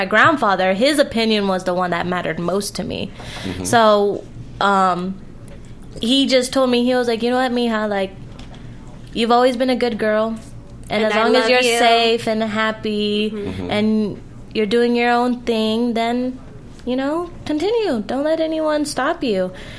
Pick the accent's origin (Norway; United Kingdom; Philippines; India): Philippines; I come from a very conservative Filipina family. Mm-hmm. I was raised by my grandfather, and he's Filipino